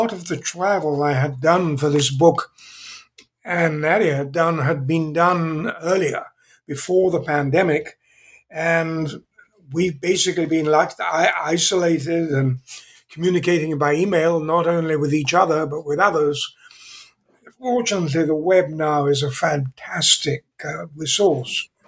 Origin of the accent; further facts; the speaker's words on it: England, United Kingdom; accent: British; moved away as an adult; also born or lived in Zambia; now in California, United States; I was born in England. I still have somewhat of a British accent, although I've been in California for 55 years